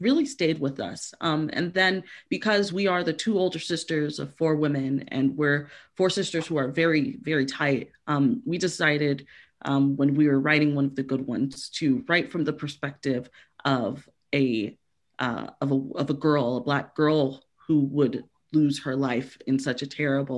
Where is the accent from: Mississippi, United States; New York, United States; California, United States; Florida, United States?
Florida, United States; Miami; we are from Miami